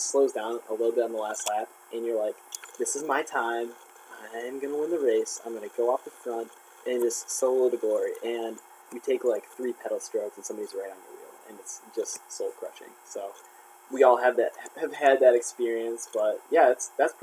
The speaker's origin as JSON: {"language": "English", "region": "Midwest", "country": "United States", "tie": "born or raised there", "also_born_or_lived": "Wisconsin", "said": "we both have grown up and raced around the Midwest, and being that we live in America"}